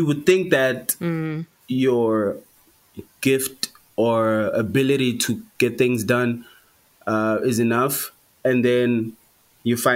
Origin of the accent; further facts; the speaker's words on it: Durban, KwaZulu-Natal, South Africa; moved away as an adult; now in Johannesburg, South Africa; I grew up in Durban